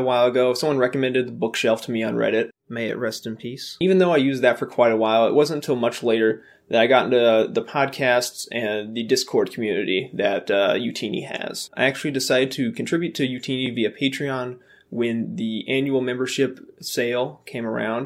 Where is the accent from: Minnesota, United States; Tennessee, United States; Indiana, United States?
Indiana, United States; now in North Carolina, United States; I'm originally from Indiana, although I currently live in North Carolina